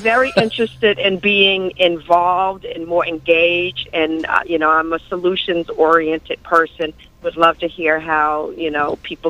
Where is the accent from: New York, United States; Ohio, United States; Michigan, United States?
New York, United States; New York City; I grew up in the Dyckman houses, we didn't call it the projects at that point, if you remember correctly. We called it the Dyckman houses. We call it Dyckman.